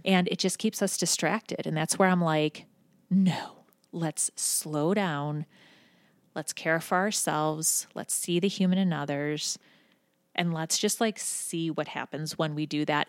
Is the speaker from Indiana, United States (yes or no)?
no; Buffalo, New York, United States; now in Cincinnati, United States; I'm from Buffalo, New York originally